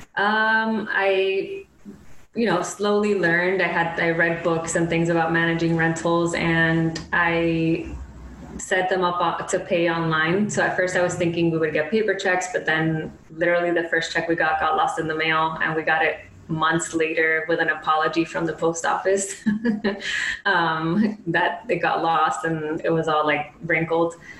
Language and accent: English; Miami, Florida, United States; moved away as an adult; also born or lived in Gainesville, Florida / Brooklyn, New York; originally we're from Miami